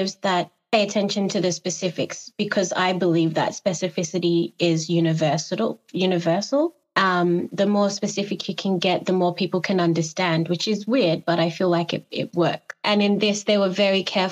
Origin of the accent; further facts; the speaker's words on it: Australia; moved away; also born or lived in Ghana; Both my parents are Ghanaian. Even though I grew up in Australia